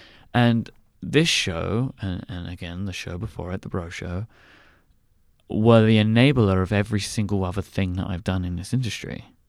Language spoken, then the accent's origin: English; United Kingdom; I have a great benefit that I'm British, and you'll probably ask me a question about this, so I won't go into it anymore.